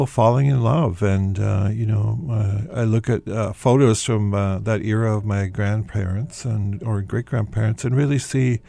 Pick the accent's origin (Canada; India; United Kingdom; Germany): Canada; The Pas, Manitoba; now in Winnipeg, Canada; I originally come from the north. I grew up in the Paw